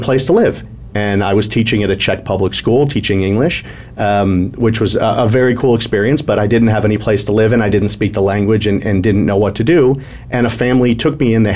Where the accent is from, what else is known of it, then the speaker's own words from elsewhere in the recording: Milwaukee, Wisconsin, United States; also born or lived in Atlanta; now in Arizona, United States; I was born in Milwaukee, Wisconsin